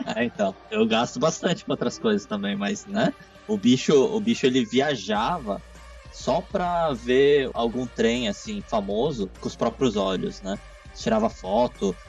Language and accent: Portuguese; Brazil; moved away as an adult; now in Japan; quando eu saí do Brasil e vim pro Japão a primeira vez, eu tava com 18 anos